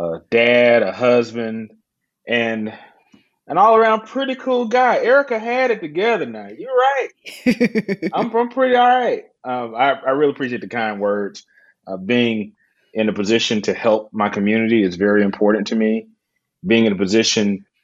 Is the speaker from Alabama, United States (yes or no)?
yes; Alabama, United States; I'm from Alabama